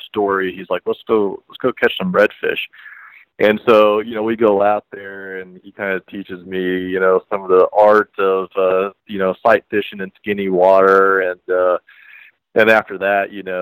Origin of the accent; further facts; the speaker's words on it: Kansas, United States; now in Columbia, United States; I'm actually from Kansas originally